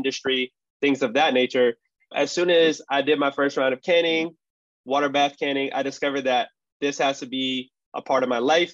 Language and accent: English; Punjab, India; I'm from Punjab, which is Northern Indian